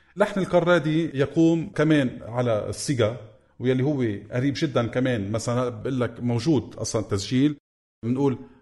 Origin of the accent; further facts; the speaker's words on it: Lebanon; accent: Lebanese; ونحن بلهجتنا اللبنانية